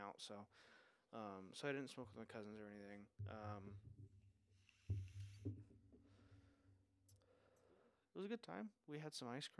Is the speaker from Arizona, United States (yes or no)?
yes; Arizona, United States; I'm from Arizona, but I'm visiting my father here